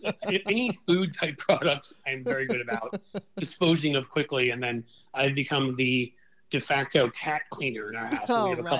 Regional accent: New York City, New York, United States; also born or lived in Ohio; growing up in New York City

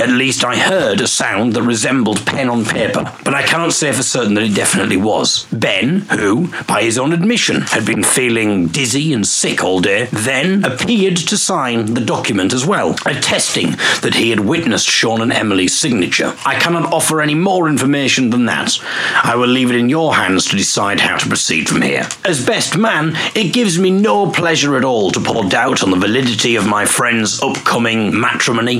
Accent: Hartlepool, North East England, United Kingdom; I'm from Teesside

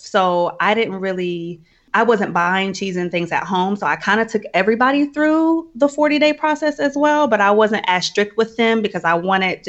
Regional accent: Indianapolis, Indiana, United States; Indianapolis, Indiana.

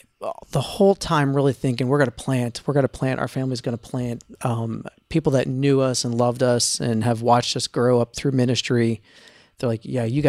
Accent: East Coast, United States; moved away as an adult; also born or lived in Easton, Maryland / north of Boston; That's a town in Maryland called Easton. Yeah. Okay. So we're from the East Coast.

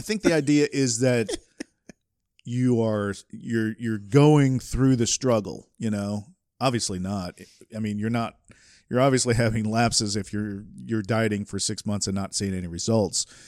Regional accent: Southeast, United States; I grew up in the Southeast

